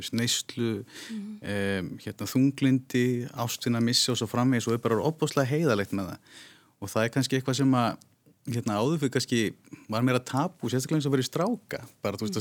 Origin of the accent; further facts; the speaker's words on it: Iceland; við séum það bara yfir höfuð sem Íslendingar